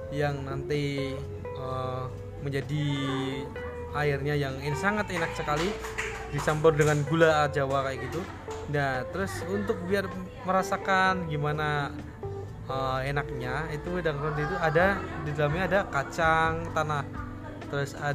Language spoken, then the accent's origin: Indonesian; Gunungkidul, Special Region of Yogyakarta, Indonesia; Berasal dari Gunung Kidul, daerah istimewa Yogyakarta